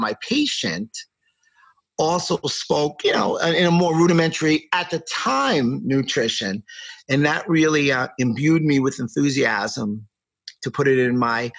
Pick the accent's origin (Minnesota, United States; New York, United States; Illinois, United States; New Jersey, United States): New York, United States; New York City; I grew up in New York City, and I went to a business school in New York called Pace